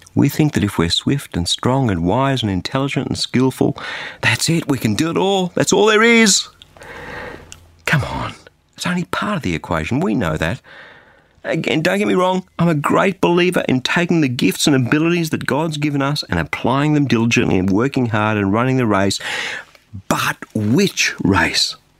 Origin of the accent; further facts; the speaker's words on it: Australia; an Australian